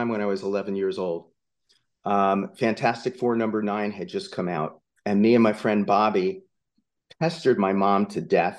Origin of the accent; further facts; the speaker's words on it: just outside of Asbury Park, New Jersey, United States; I grew up just outside of Asbury Park, New Jersey.